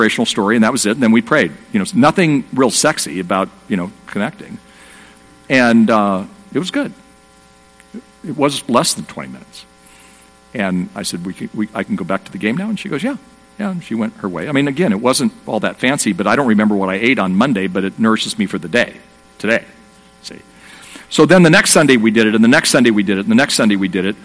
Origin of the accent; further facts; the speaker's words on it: Southern California, United States; I'm from Southern California. I live in a place called Dana Point, California